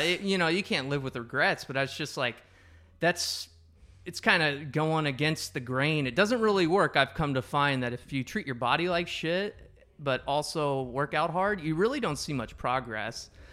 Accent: Wapello, Iowa, United States; we're both from Wapello. It's a small town

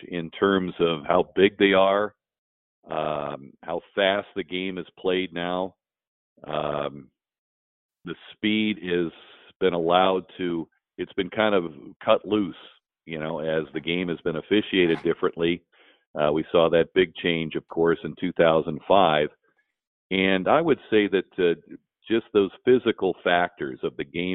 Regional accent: Dayton, Ohio, United States; I was growing up in Dayton, Ohio

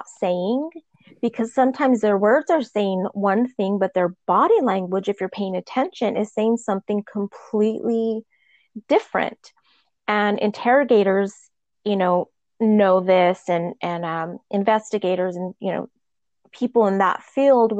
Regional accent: Albuquerque, New Mexico, United States; moved away as an adult; now in Newport Beach, United States; I'm originally from Albuquerque, New Mexico, and I currently live in Newport Beach, California. I've been here for about 20 years

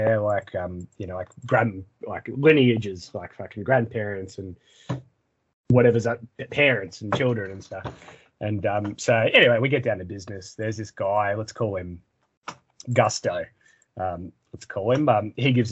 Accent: Australia; I'm Aussie

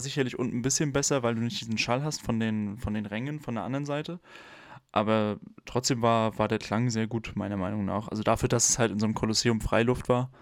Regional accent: Germany; where you come from. Und dann habe ich halt geantwortet, Germany

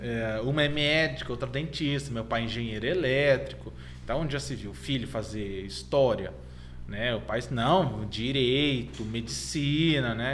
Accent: Jundiaí, São Paulo, Brazil; also born or lived in Votorantim / Sorocaba; E eu vivi minha vida toda em Jundiaí.

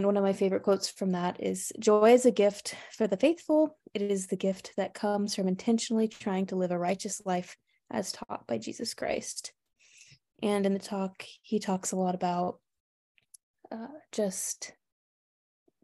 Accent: Monroe, Louisiana, United States; moved away as an adult; now in North Carolina, United States; I am from Monroe, Louisiana

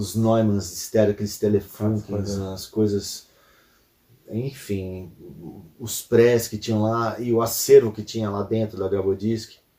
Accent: São Paulo, Brazil; sou aqui da, da zona norte de São Paulo

